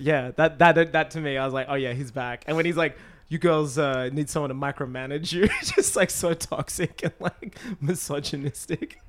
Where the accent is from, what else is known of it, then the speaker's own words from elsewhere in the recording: Australia; my hometown